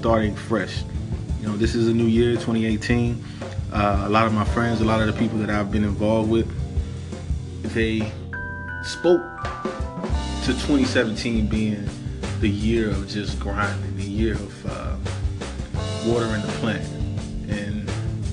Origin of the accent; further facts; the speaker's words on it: the South, United States; I'm from the South, so I grew up around, you know, tobacco fields, cotton fields, things of that nature